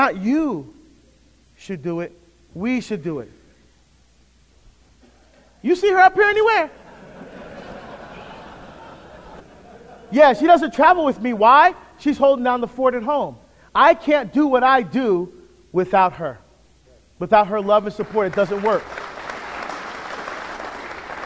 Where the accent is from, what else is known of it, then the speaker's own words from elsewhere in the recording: New Jersey, United States; also born or lived in Barbados; We moved to New Jersey. That's where I grew up.